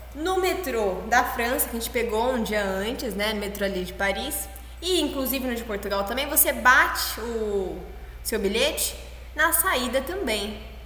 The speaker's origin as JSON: {"language": "Portuguese", "country": "Brazil", "said": "Eu sou brasileira"}